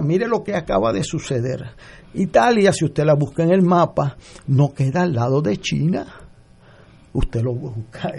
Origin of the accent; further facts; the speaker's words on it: Puerto Rico; como puertorriqueño